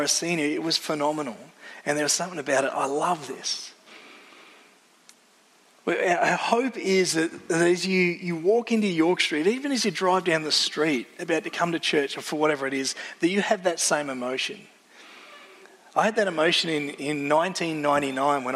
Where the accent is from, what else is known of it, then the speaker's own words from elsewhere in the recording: Wallora, near the Grampians, Victoria, Australia; I grew up near the Grampians, grew up in a little town called Wallora, so I'm used to Aussie mountains